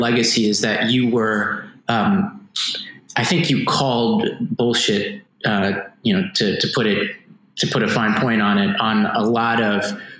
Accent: New York, United States; as a New Yorker

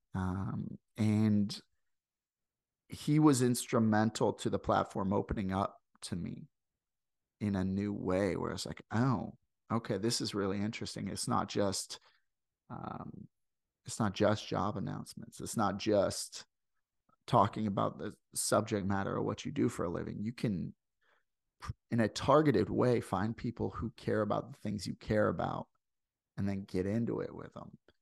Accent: St. Louis, Missouri, United States; accent: Midwestern; now in Canada; I come from Saint Louis. I come from, like, the, the, the, like, line between th, the southern United States and, and the rest of the country

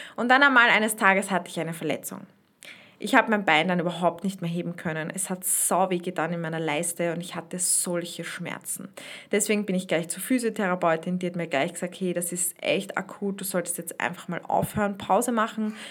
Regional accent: Austria; so eine Spreizhose, heißt das bei uns in Österreich

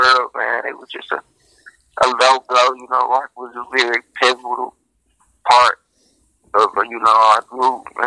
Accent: Detroit, Michigan, United States; From Detroit, West Side, Linwood. I was raised on Atkinson between 14th and LaSalle

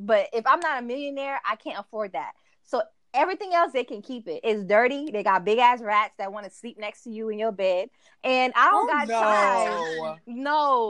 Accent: New York City, New York, United States; moved away; I was born in Brooklyn

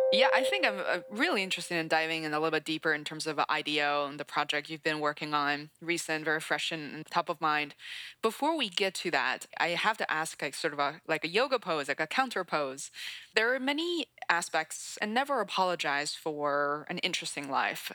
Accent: Beijing, China; now in United States; I grew up in Beijing, China. I'd spent about half of my life. It's so funny, half of my life split between China and the US

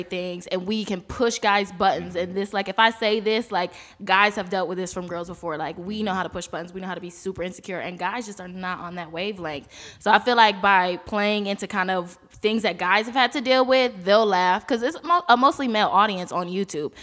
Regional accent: East Coast, United States; We're all from the East Coast

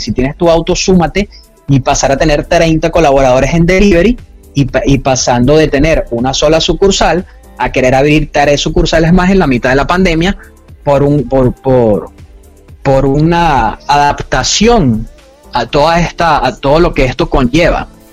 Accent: Venezuela; now in Panama; soy de Venezuela

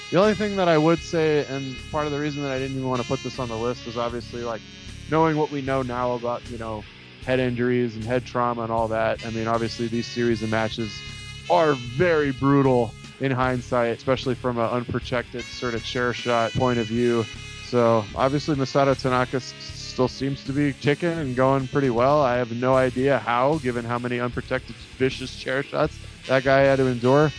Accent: East Coast, United States; growing up, we had one of those d scrambler boxes, which was kind of a rite of passage for uh, Jewish kids growing up on the East Coast.

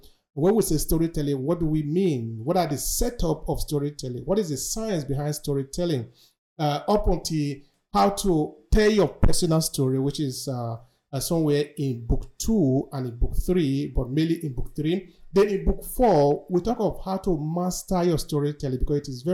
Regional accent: Nigeria; moved away as an adult; now in Verona, Italy; I'm originally from Nigeria

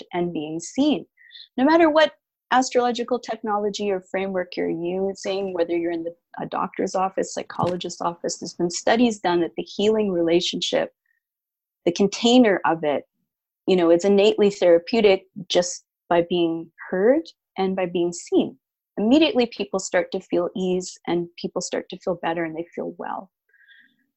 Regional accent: Canada; also born or lived in Alberta, Canada / Winnipeg, Manitoba, Canada / West Coast, North America; I grew up, well, in Canada. I was born in Alberta, and I lived in Manitoba for a time.

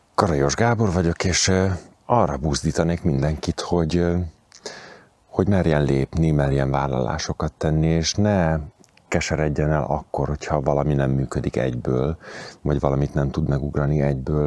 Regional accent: Budapest, Hungary; moved away as an adult; also born or lived in near Kaposvár; Én egy panel gyerek vagyok, tehát lakótelepen születtem, lakótelepen éltem. Amikor tizenpár évvel ezelőtt szabadúszó lettem, akkor úgy döntöttem, hogy a, a bázisomat áthelyezem a fővárosból vidékre

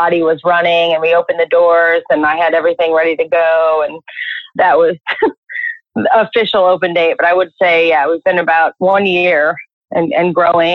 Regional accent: Connecticut, United States; also born or lived in Washington, D.C.; now in Nashville, United States; I'm from Connecticut. I lived in DC for 14 years before moving here

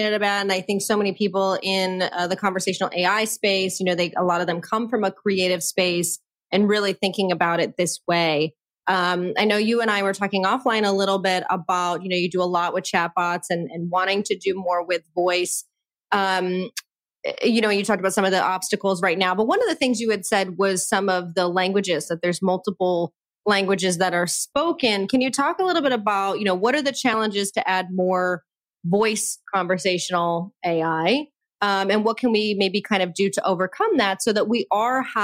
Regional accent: New Jersey, United States; I'm from New Jersey

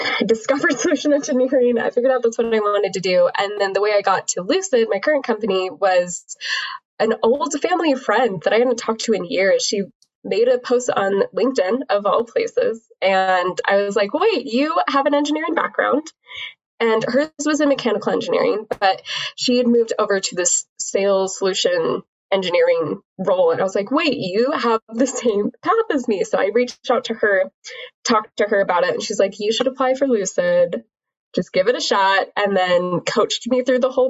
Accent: Utah, United States; I grew up in Utah

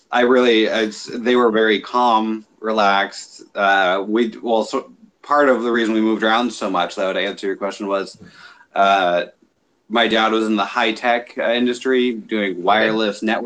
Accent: San Jose, California, United States; born there; I was born in Northern California in San Jose, mm-hmm.

